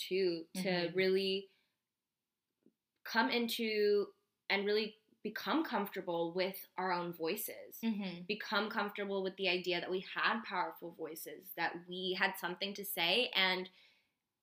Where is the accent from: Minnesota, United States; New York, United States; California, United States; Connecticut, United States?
California, United States; Bay Area; we grew up in the Bay Area